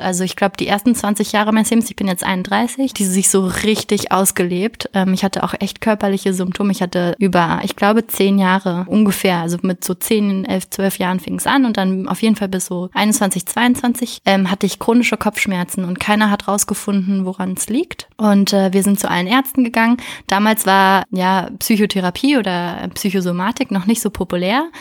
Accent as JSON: {"language": "German", "region": "Berlin", "country": "Germany", "tie": "born or raised there", "also_born_or_lived": "France / Hamburg / Münster", "moved": "as an adult", "said": "Ich komme ursprünglich aus Berlin"}